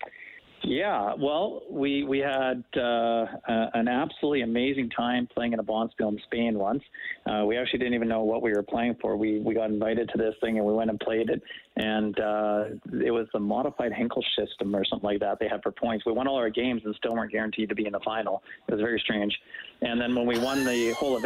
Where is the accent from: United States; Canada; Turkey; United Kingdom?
Canada; Winnipeg, Manitoba; where I grew up in Winnipeg